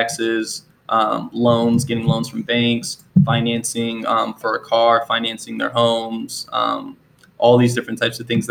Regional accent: Akron, Ohio, United States; moved away as an adult; also born or lived in Albania / New Jersey / Philadelphia; now in Manassas Park, United States; I grew up in Akron, Ohio. I lived there for about 21 years

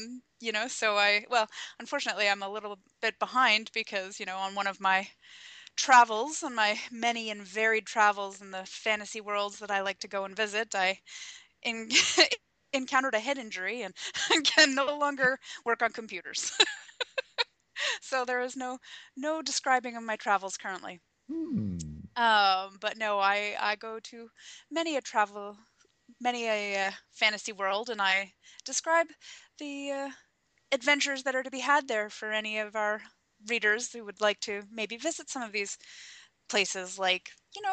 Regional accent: Canada; I'm fully Canadian

